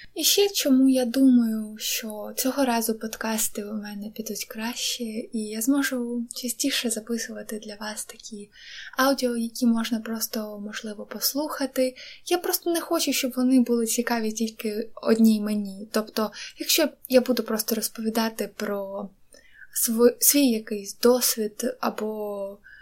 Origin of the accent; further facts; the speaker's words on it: Donetsk, Donetsk Oblast, Ukraine; moved away; я з Донецьку